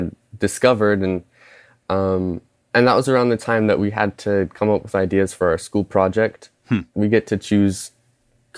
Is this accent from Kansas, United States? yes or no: yes; Lawrence, Kansas, United States; from Lawrence, Kansas